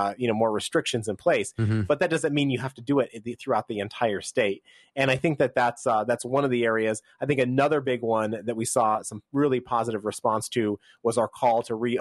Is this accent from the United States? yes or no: yes; New York, United States; My home state, where I was born, New York